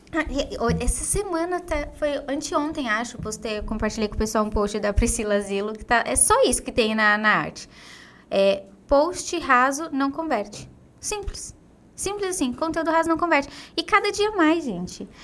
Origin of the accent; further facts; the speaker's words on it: Diadema, São Paulo, Brazil; eu nasci e cresci, fui criada em Diadema, uma cidade super simples